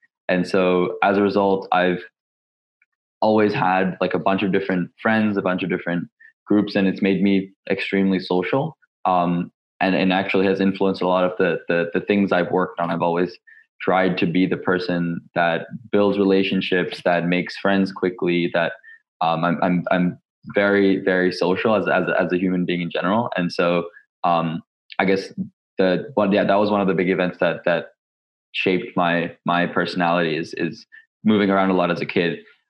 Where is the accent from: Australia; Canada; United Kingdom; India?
India; also born or lived in Dubai, United Arab Emirates / Hong Kong; now in Los Angeles, United States; I'm actually technically a current student at UCLA. So I'm based in Los Angeles. I'm originally from India. I was born in Dubai in the United Arab Emirates, moved to Hong Kong and then India, now the US.